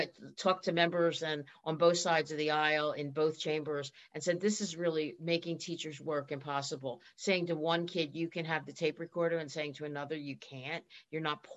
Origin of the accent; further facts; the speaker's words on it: Philadelphia, Pennsylvania, United States; accent: Philadelphia; moved away as an adult; also born or lived in Boston; I grew up in Philadelphia. I still have the accent.